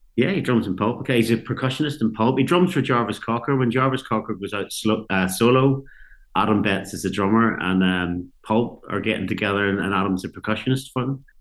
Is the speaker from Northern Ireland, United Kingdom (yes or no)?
yes; Ballyclare, Northern Ireland, United Kingdom; growing up in Northern Ireland was like in the seventies